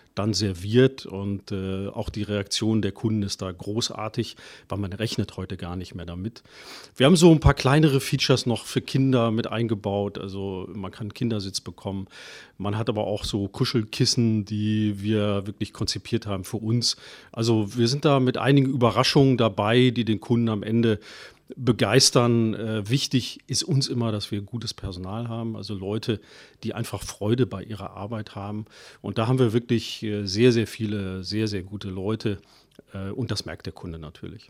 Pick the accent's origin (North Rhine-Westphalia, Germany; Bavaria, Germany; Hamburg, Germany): North Rhine-Westphalia, Germany; Cologne; ich bin geboren in Köln